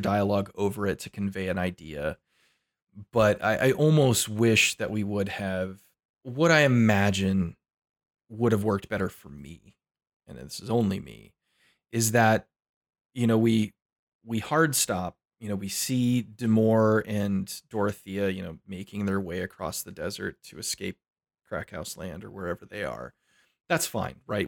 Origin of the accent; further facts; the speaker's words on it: United States; I'm an American.